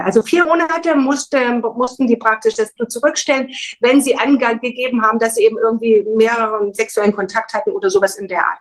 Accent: Thuringia, Germany; moved away; also born or lived in Baden-Württemberg; Ich komme ursprünglich aus der DDR, bin in Thüringen geboren.

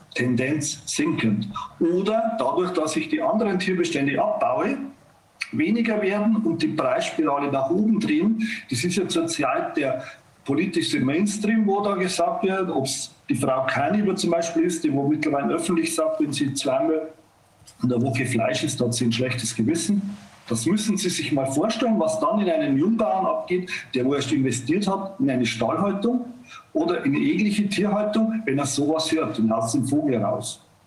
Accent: Bavaria, Germany; bei uns in Bayern

